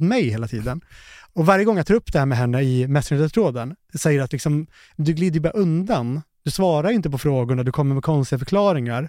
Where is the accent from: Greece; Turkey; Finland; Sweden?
Finland; Jag är ju finne